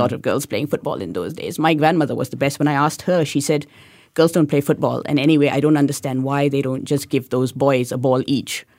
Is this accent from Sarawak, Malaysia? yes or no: no; Kuantan, Pahang, Malaysia; now in Singapore; growing up in Kuantan, I went to a really quite difficult school